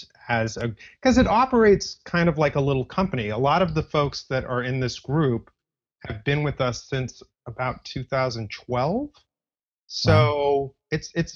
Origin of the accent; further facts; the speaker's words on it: Los Angeles, California, United States; now in New York City, United States; I'm actually from Los Angeles